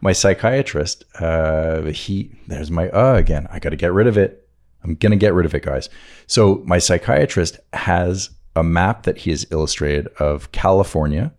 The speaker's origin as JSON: {"language": "English", "town": "Montreal", "region": "Quebec", "country": "Canada", "tie": "born or raised there", "moved": "yes", "said": "growing up in Montreal or the suburbs of Montreal"}